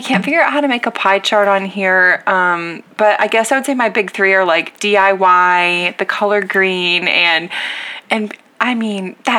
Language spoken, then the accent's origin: English; The Woodlands, Texas, United States; moved away; we stayed at a hotel in the Woodlands, like on the waterway. Which was kind of, it was like so kooky to be like back in my hometown